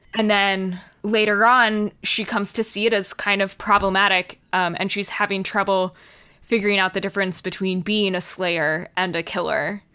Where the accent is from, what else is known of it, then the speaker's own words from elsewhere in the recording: United States; as Americans